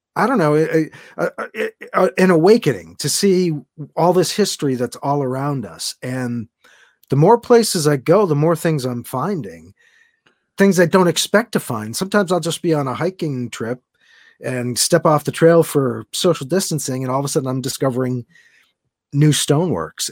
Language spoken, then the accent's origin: English; Massachusetts, United States; moved away; my mom still lives down there and that's where I grew up